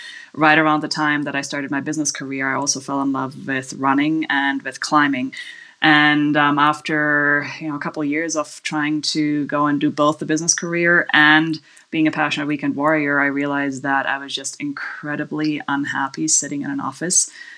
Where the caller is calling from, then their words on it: Kanab, Utah, United States; I am calling you from Kanab, Utah, which in case you don't know Kanab, it's a tiny little town in southwest Utah of about 5,000 people